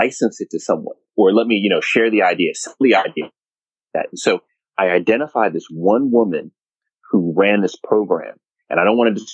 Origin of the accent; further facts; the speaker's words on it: Jamaica; now in United States; I'm true Jamaican.